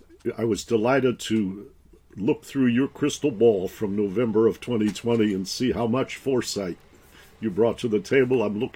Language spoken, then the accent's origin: English; Detroit, Michigan, United States; growing up in Detroit, I have a father … who was a jazz pianist and a physician.